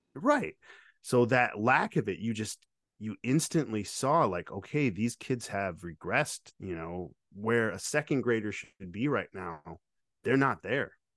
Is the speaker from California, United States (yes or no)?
no; Lake Odessa, Michigan, United States; moved away; also born or lived in Grand Rapids, Michigan; I grew up in Lake Odessa, which was a very rural town